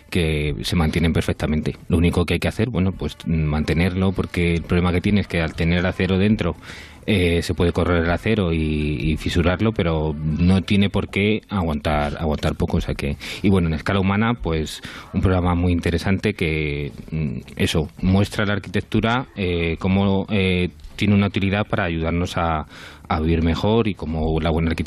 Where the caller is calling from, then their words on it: Madrid, Community of Madrid, Spain; Buenas tardes … de Madrid.